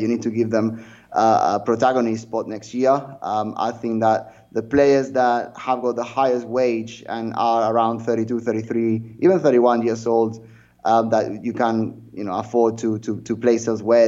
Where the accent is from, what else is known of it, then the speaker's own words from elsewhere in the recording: near Sabadell, Catalonia, Spain; very close to my hometown